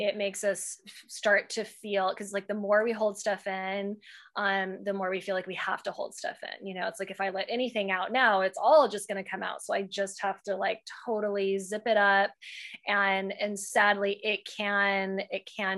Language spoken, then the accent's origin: English; Texas, United States; we're from the South, like from Texas